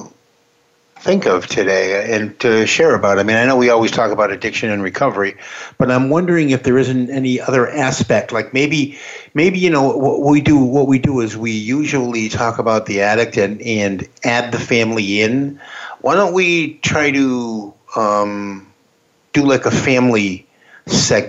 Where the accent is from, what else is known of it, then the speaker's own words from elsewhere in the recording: the Boston area, Massachusetts, United States; I'm from the Boston area